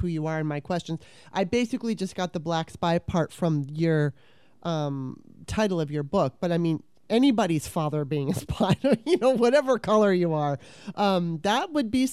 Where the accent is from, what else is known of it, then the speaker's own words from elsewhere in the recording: California, United States; when I was 9, my mom took me to California